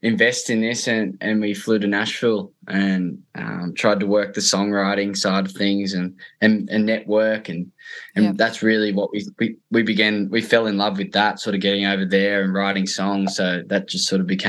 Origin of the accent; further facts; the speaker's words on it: Lake Macquarie, New South Wales, Australia; I grew up in Lake Macquarie, sort of near the lake there